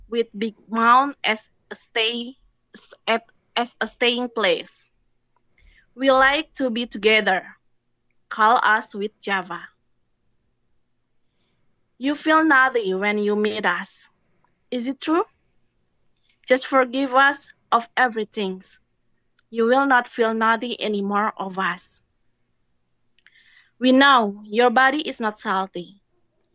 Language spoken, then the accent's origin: English; Jakarta, Indonesia; I come from Indonesia, Jakarta